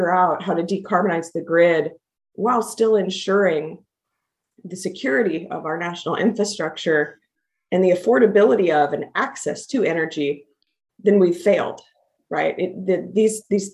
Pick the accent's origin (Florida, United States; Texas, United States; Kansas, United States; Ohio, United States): Kansas, United States; I grew up in Kansas and grew up for a number of years on a farm in a rural part of Kansas outside of Wichita